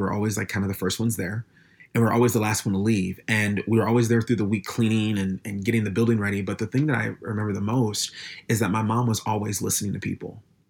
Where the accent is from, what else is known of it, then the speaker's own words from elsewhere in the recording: Minneapolis, Minnesota, United States; I grew up in Minneapolis, Minnesota. Not specifically in Minneapolis. I grew up in a suburb of Minneapolis.